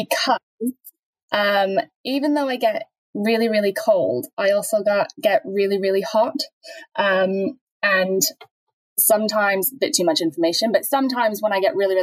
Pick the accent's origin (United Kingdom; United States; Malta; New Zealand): United Kingdom; Norwich, East of England; also born or lived in Canada; I think I'm originally from Norwich and then living in Canada for over 20 years.